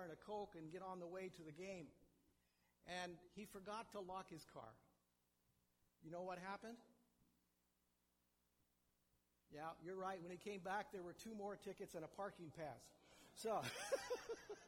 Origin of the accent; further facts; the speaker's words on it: Kansas, United States; I grew up in Kansas